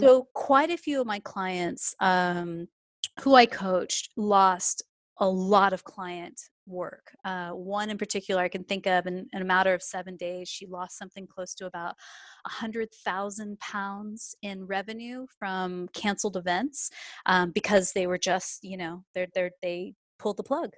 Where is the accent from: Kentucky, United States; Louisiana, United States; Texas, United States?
Texas, United States; moved away as an adult; now in United Kingdom; as you can tell from my accent, I'm from Texas originally, but I moved over to the U K in twenty fourteen